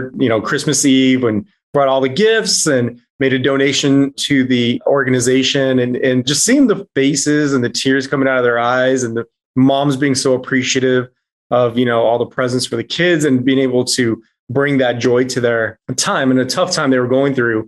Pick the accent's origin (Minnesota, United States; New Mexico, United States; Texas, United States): Texas, United States; El Paso; I grew up in El Paso, Texas